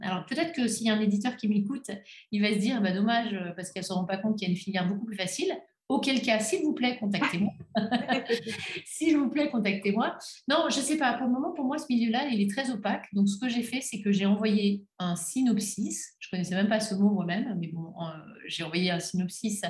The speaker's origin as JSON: {"language": "French", "country": "Belgium", "said": "je suis belge"}